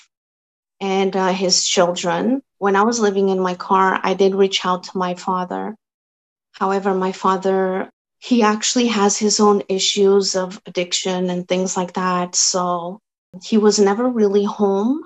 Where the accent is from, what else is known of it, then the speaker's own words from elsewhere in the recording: Azores, Portugal; first language Portuguese; English is a second language; now in Canada; I came from Azores, the islands of Portugal, and we speak Portuguese.